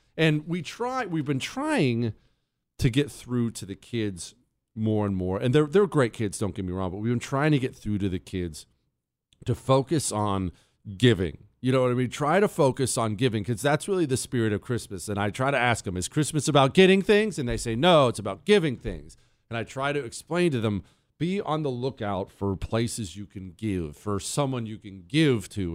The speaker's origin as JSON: {"language": "English", "region": "Montana", "country": "United States", "tie": "born or raised there", "moved": "yes", "said": "I grew up in Montana."}